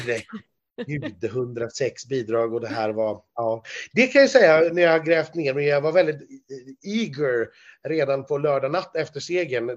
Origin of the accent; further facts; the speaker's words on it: Sweden; som svensk